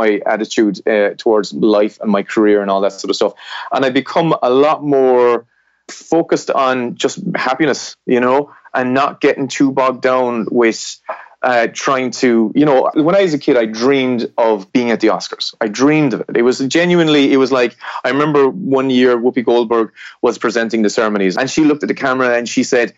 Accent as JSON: {"language": "English", "region": "southwest of Ireland", "country": "Ireland", "tie": "born or raised there", "said": "I grew up in Ireland, which is in the, you know, west of Europe, and in Ireland I grew up in the southwest of Ireland"}